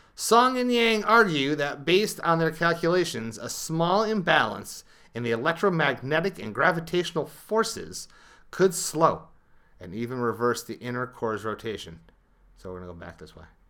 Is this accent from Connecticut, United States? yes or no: yes; Connecticut, United States; I'm a Connecticut guy